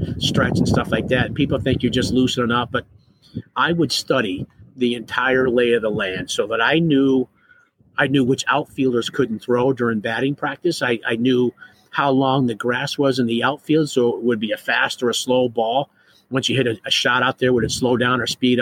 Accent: Ohio, United States; growing up in Ohio

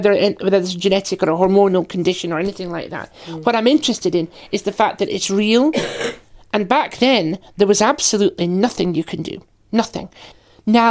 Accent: Aberdeen, Scotland, United Kingdom; So I was brought up in Aberdeen on the northeast coast.

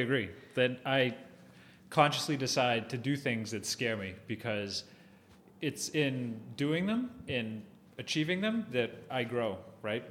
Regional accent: Hull, Massachusetts, United States; also born or lived in Hingham; growing up in the South Shore, I grew up in Hull

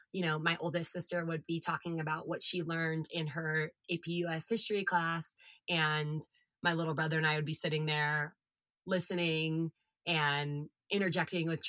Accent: California, United States; I am California born and bred. I always say that I Goldilocks'd California because I was born in Central California, and then we moved to Southern California when I was like 9, 10 years old

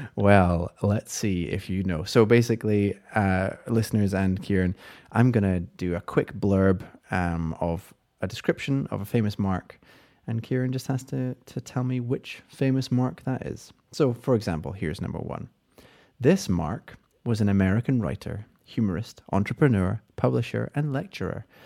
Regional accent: United Kingdom; we're British

